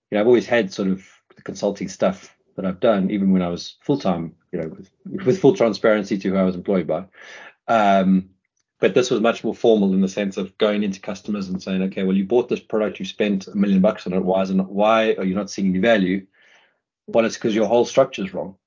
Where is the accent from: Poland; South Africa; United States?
South Africa; moved away; I'm South African, we're pretty plain speaking people